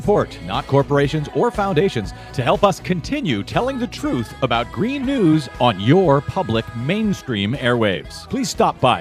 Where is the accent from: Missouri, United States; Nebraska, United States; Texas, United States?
Missouri, United States; St. Louis; I come from St. Louis, Missouri